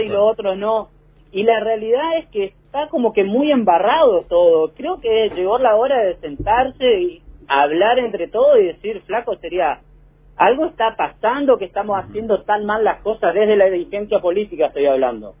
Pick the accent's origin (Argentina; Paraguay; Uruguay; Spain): Argentina; como argentino, como laburante